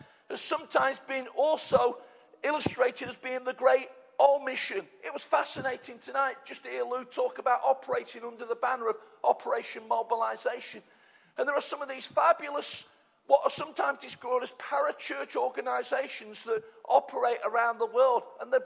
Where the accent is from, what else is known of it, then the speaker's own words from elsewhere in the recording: United Kingdom; we're British